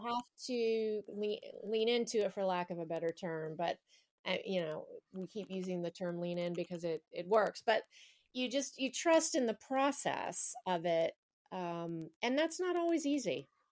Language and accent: English; the American South, United States; I'm from the South and I have a lot of religious baggage